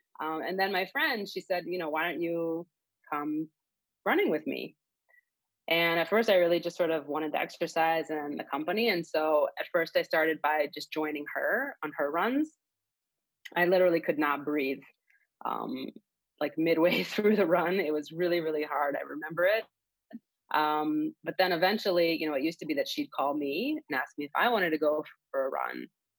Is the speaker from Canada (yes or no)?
no; Israel; moved away as an adult; also born or lived in Miami; now in Chicago, United States; I am originally from Israel. I was born there. And I grew up there. I went to the army there. So I was in the Air Force for 4 years. And then 9 years ago, I moved to the U.S. with my now husband.